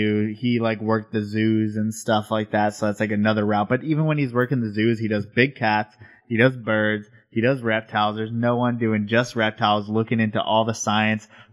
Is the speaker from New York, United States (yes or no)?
yes; New York, United States; moved away as an adult; also born or lived in Colorado; now in Texas, United States; we live in Texas and I'm from New York